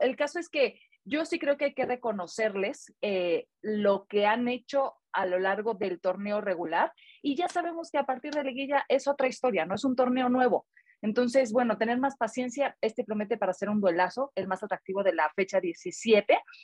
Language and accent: Spanish; Mexico; como buenas mexicanas